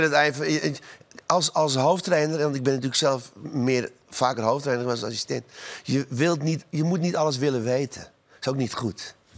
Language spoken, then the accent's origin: Dutch; Amsterdam, North Holland, Netherlands; Ik ben in Amsterdam geboren, ben een Amsterdamse jongen